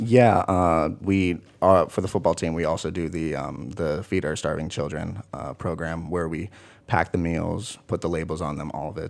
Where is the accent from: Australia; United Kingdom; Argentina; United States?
United States; Kingston, Washington; moved away as an adult; also born or lived in Port Gamble S'Klallam Reservation, Washington; now in Morris, United States; I'm from Washington State. Um, from another small town called, uh, Kingston